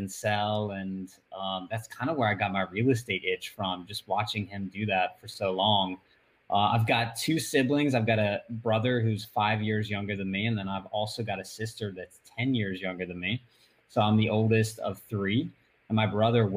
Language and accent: English; Northwest Florida, United States; I grew up in Northwest Florida, so same place that I still am today